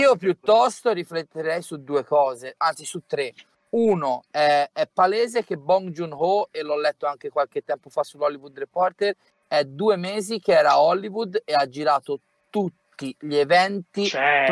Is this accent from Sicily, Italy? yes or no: no; Tuscany, Italy; sono toscano